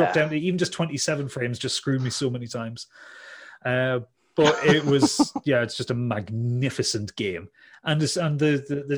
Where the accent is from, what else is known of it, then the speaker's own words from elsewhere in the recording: Newcastle upon Tyne, North East England, United Kingdom; accent: Geordie; I'm a Geordie